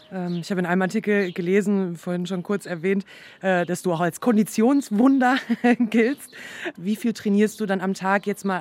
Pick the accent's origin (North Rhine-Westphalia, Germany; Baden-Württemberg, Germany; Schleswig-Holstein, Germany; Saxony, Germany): North Rhine-Westphalia, Germany; moved away; ich komme zum Beispiel jetzt aus Nordrhein-Westfalen